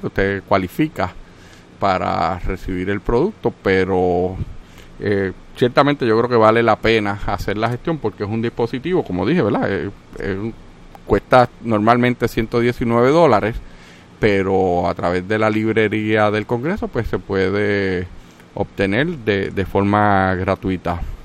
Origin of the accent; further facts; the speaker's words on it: Puerto Rico; yo soy puertorriqueño, Puerto Rico también es parte de los Estados Unidos